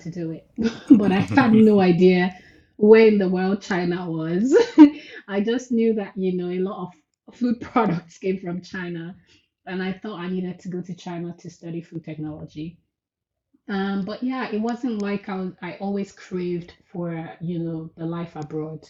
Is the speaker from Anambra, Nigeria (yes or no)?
no; Lagos, Nigeria; moved away as an adult; also born or lived in Edo State, Nigeria; now in Toronto, Canada; But I lived most of my life in Nigeria. I was born in Lagos, Nigeria